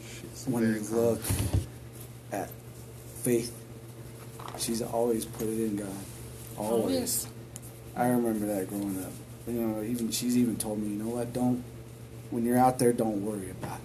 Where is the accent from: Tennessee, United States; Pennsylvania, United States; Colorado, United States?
Colorado, United States; Denver; you know where I grew up in Swansea, and how bad it was.